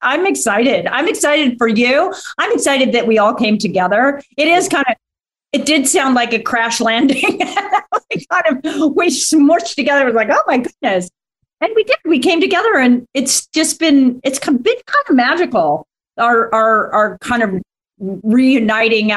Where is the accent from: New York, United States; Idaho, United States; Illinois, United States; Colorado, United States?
Idaho, United States; Ketchum; I grew up in Ketchum.